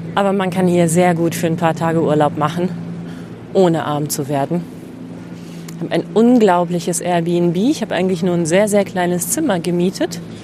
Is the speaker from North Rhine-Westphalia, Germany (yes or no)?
no; Celle, Lower Saxony, Germany; in meiner Heimatstadt Celle